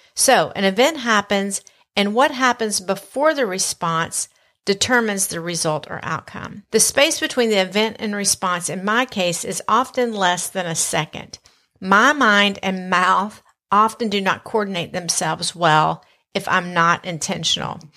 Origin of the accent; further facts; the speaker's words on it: the South, United States; accent: Southern; my Southern accent may be a little bit stronger this episode